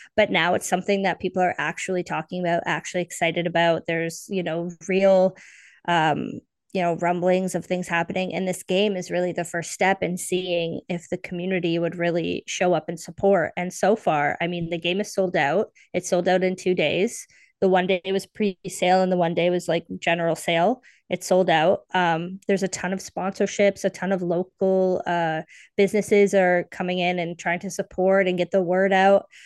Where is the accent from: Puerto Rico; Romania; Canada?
Canada; also born or lived in Toronto; I am based in Toronto, so I'm Canadian.